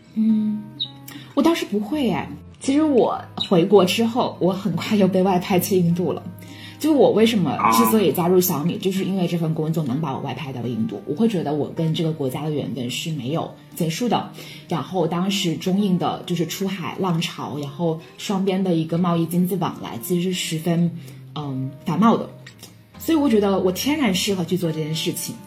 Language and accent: Chinese; Guangdong, China; 我是广东人